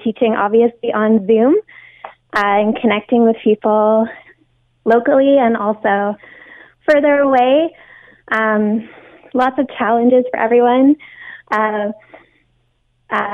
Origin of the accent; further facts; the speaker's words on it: Hamilton, Ontario, Canada; moved away as an adult; also born or lived in Asia; My hometown is Hamilton.